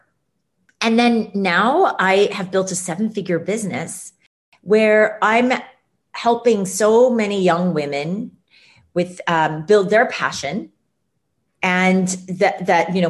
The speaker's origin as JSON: {"language": "English", "town": "Ames", "region": "Iowa", "country": "United States", "tie": "born or raised there", "moved": "yes", "said": "I grew up in Ames, Iowa"}